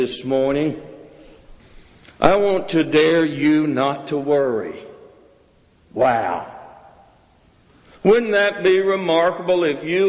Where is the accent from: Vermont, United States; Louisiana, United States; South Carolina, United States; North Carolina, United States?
South Carolina, United States; I grew up in South Carolina, and when it snowed, we never went to school where I grew up